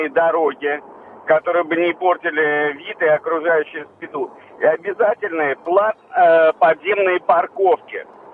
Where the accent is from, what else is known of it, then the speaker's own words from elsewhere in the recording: Moscow, Russia; я хочу сказать, что я москвич и помню прекрасно, как э, было раньше ездить по Москве.